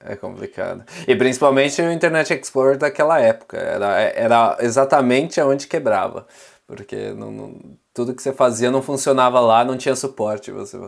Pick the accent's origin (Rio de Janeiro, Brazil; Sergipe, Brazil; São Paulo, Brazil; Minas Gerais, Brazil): São Paulo, Brazil; now in Utrecht, Netherlands; eu sou originalmente de São Paulo. É, hoje eu estou aqui em Utrecht, uma cidade da Holanda